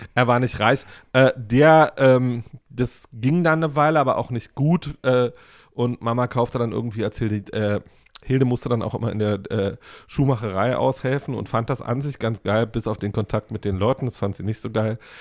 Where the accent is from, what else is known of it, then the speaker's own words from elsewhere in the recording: Woltersdorf, Brandenburg, Germany; Ich bin in Woltersdorf groß geworden